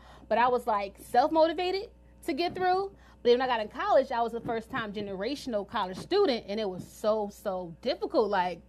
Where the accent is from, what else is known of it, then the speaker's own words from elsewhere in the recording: Detroit, Michigan, United States; now in Washington, D.C., United States; I'm from Detroit, Michigan. I'm not from the area, which is fine, but I made a tremendous impact in the DC area. So this is my second home.